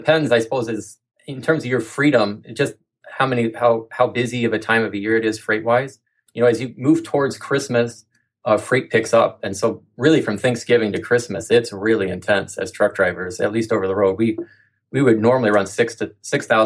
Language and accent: English; Midwest, United States; moved away as an adult; also born or lived in Central Oregon; We're from the Midwest